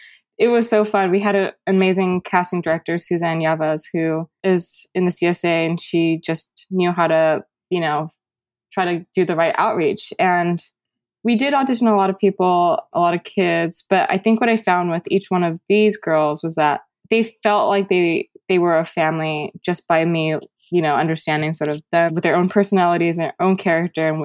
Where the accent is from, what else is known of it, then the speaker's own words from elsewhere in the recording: United States; I resented being Taiwanese American